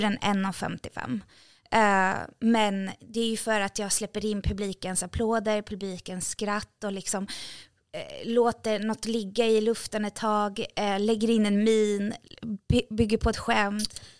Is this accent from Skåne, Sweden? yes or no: no; Sundbyberg, Stockholm County, Sweden; jag är från orten. Alltså, jätteöstermalmsdialekt också. Jag är från orten.